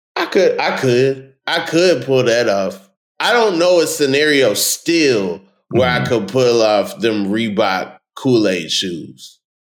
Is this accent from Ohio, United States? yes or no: no; New York City, New York, United States; I'm from Queens